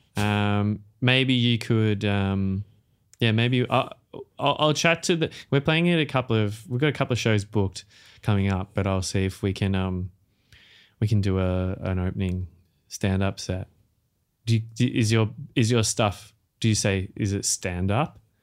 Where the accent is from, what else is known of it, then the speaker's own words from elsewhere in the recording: Australia; accent: Australian; as an Australian musical artist